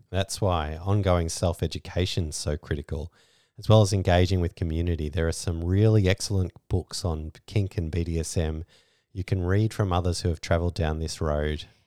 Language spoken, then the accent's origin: English; Australia; We're Australian